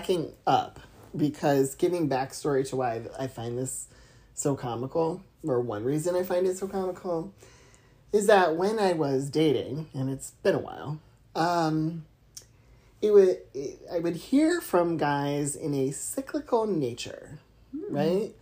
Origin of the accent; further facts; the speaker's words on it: Akron, Ohio, United States; We're from Akron